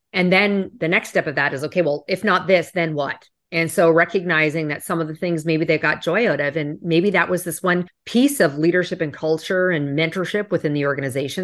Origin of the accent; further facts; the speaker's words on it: Canada; moved away; I'm originally from Canada